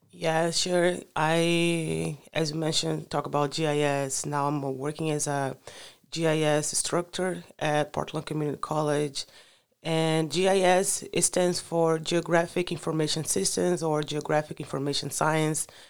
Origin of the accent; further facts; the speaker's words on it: Rio de Janeiro, Brazil; first language Portuguese; English is a second language; moved away as an adult; also born or lived in Macaé, Brazil; now in United States; I grew up in, I'm from Rio de Janeiro, carioca de coração, but then I moved to the coast, to Macaé